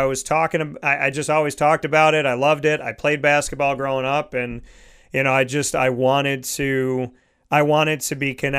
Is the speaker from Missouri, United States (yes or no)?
no; Syracuse, New York, United States; moved away; also born or lived in Pennsylvania; I grew up in Syracuse